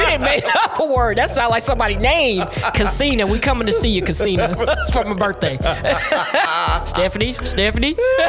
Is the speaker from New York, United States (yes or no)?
no; St. Louis, Missouri, United States; We are from St. Louis